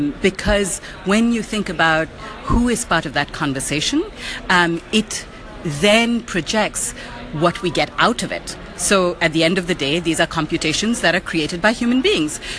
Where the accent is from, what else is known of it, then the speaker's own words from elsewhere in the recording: India; now in United States; I'm from India and currently live in the USA.